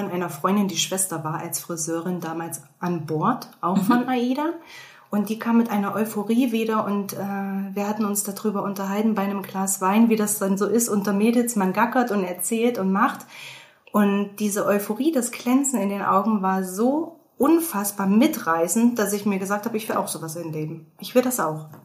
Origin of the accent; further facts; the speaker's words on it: Thuringia, Germany; wie ihr jetzt schon mitbekommen habt. Gebürtig komme ich aus Thüringen, ein sehr kleiner Ort mit gerade mal 30.000 Einwohnern.